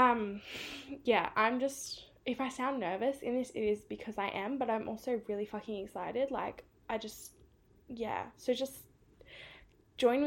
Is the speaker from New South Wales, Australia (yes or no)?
yes; Sydney, New South Wales, Australia; accent: Australian; I'm from Sydney in New South Wales.